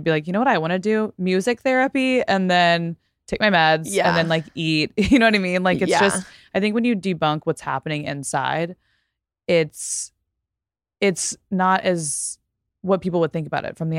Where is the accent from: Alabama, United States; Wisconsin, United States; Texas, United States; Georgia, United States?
Texas, United States; so in Texas, and where I grew up in Texas, I went to a small private school